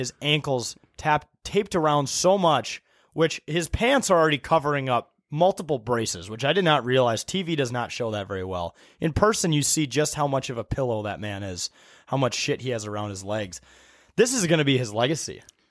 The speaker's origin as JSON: {"language": "English", "region": "Minnesota", "country": "United States", "said": "these are essentially my fans chirping me in my home state, but I'm an away fan."}